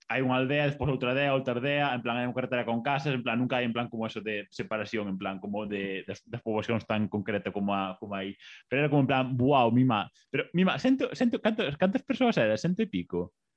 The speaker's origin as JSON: {"language": "Galician", "town": "Boiro", "region": "Galicia", "country": "Spain", "said": "la son de Boiro, do Consello de Boiro, da parroquia do Consello de Boiro, pero dunha aldea en concreto."}